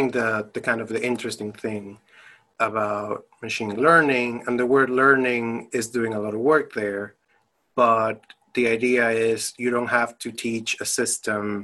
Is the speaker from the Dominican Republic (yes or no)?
yes; Dominican Republic; also born or lived in United States / Germany; now in Bloomington, United States; I'm originally from the Dominican Republic, but I lived in the US, I lived in Germany, and right now I'm calling from beautiful, sunny Bloomington, Indiana.